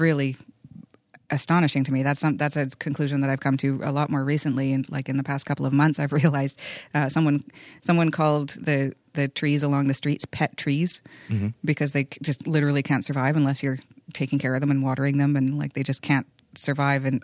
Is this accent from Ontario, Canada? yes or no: no; Vancouver, British Columbia, Canada; I was actually born and raised in Vancouver, but my ancestry is in Haida Gwaii